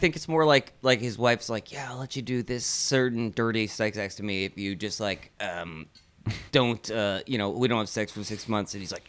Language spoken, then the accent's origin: English; New England, United States; I grew up in New England.